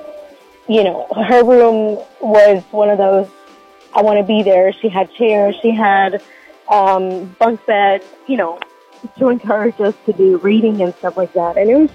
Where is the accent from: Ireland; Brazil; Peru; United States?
United States; Oxford, Alabama; now in Boaz, United States; I live in Boaz, but I grew up in Oxford. So I went to Oxford.